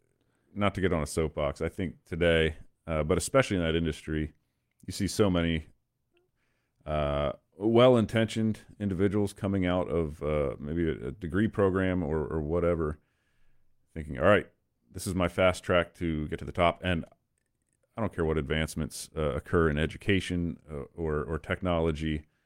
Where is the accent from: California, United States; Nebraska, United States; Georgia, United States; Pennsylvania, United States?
Pennsylvania, United States; Lititz; right in my backyard where I grew up in Lititz.